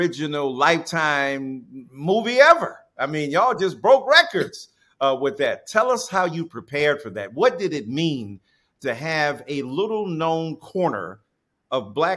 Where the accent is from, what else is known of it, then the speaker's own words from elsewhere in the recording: Detroit, Michigan, United States; You knew I grew up in the church in Detroit